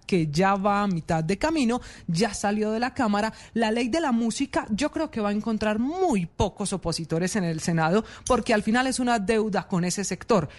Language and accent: Spanish; Medellín, Antioquia, Colombia; para mi tierra, para Medellín